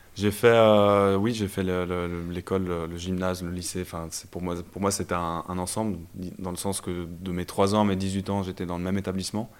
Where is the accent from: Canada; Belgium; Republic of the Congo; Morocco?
Belgium; Brussels, Brussels-Capital Region; moved away as an adult; also born or lived in Lausanne, Switzerland / Fribourg, Switzerland; now in Switzerland; je suis originaire de Bruxelles en Belgique. Donc j'ai grandi là-bas et euh, quand j'ai eu 18 ans, je suis venu en Suisse pour faire les études